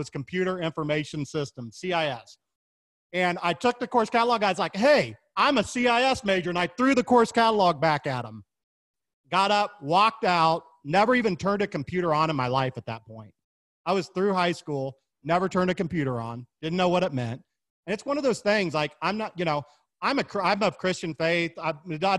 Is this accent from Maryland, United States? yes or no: no; Kansas City, Missouri, United States; moved away; also born or lived in Florida; I was born and raised in Kansas City, Missouri, home of the Kansas City Chiefs, and Kansas City Barbecue